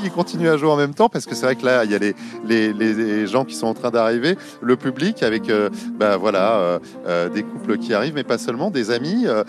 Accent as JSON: {"language": "French", "town": "Paris", "region": "Île-de-France", "country": "France", "tie": "born or raised there", "said": "je suis parisien, hein. je suis né à Paris"}